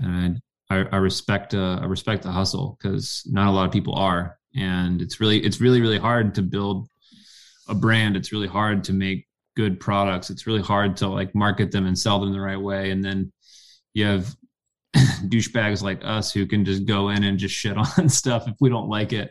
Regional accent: the South, United States; I grew up in the South

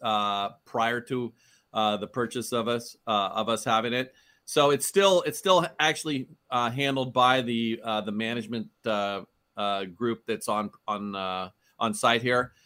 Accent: Oakland, California, United States; I grew up in Oakland

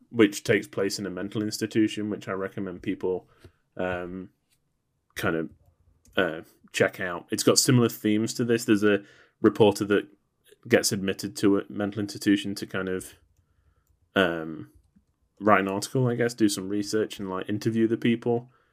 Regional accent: England, United Kingdom; as an Englishman

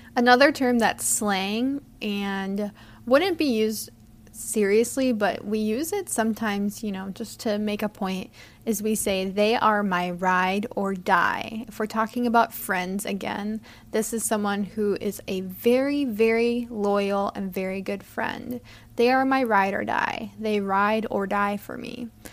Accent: United States

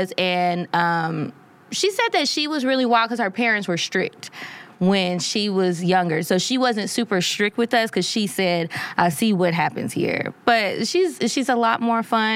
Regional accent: Louisiana, United States; moved away; also born or lived in Texas; Originally, I'm from Louisiana, and then I moved to Texas later

